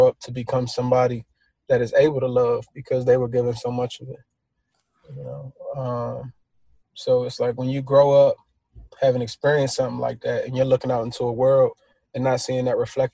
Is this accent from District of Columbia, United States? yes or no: yes; Washington, District of Columbia, United States; a young black man, growing up in Washington, D.C.